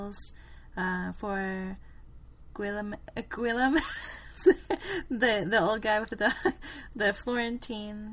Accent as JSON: {"language": "English", "country": "Germany", "tie": "born or raised there", "moved": "yes", "said": "growing up in Germany, we loved marzipan."}